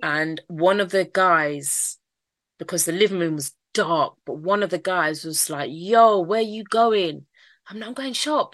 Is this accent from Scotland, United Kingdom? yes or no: no; London, United Kingdom; accent: Mancunian; also born or lived in Manchester / Stockwell / Brixton / Streatham; South London is my area. That's where I grew up. Even though I've got a Mancunian accent, I was born in Manchester.